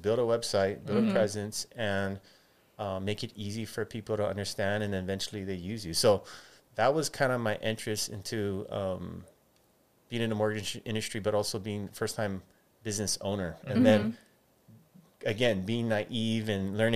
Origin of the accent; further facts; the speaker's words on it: Hawaii, United States; growing up in Hawaii